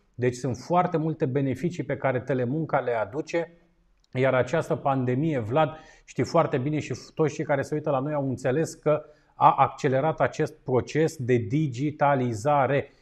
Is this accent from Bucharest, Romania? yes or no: yes; Bucharest, Romania; eu ca un bucureștean jet beget